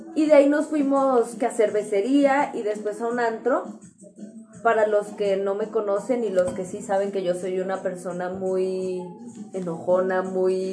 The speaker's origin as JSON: {"language": "Spanish", "country": "Mexico", "said": "yo por ser mexicana podrás decir, en mi país no está permitido"}